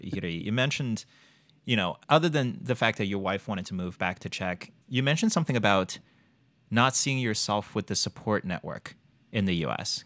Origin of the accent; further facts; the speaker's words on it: China; moved away as an adult; now in United States; Born and raised in China, came here for college